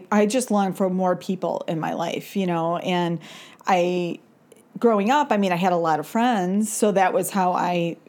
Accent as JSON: {"language": "English", "town": "Chicago", "region": "Illinois", "country": "United States", "tie": "born or raised there", "said": "I grew up in Chicago, actually in the city."}